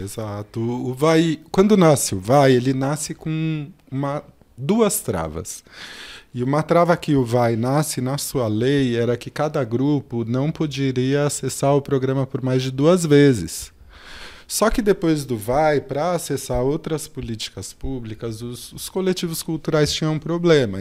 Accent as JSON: {"language": "Portuguese", "region": "São Paulo", "country": "Brazil", "tie": "born or raised there", "said": "eu nasci aqui na Zona Sul também, mais precisamente no Jardim São Luís, que tem o bairro Monte Azul, na favela Monte Azul. Eu cresço nessa comunidade"}